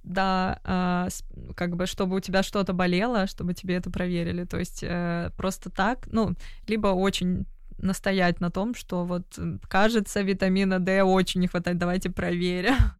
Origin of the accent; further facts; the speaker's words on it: Moscow, Russia; moved away as an adult; now in London, United Kingdom; я родилась в Москве, я люблю Москву